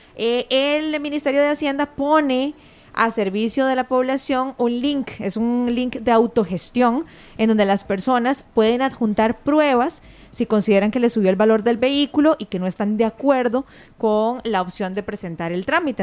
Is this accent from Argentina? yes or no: no; Costa Rica; somos muchos los costarricenses